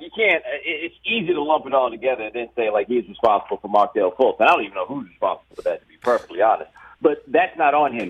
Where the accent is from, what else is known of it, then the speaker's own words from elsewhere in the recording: Houston, Texas, United States; I'm from Houston.